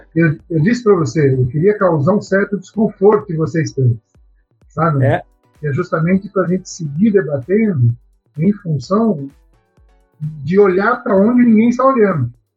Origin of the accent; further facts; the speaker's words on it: Araraquara, São Paulo, Brazil; eu sou de Araraquara, sou natural de Araraquara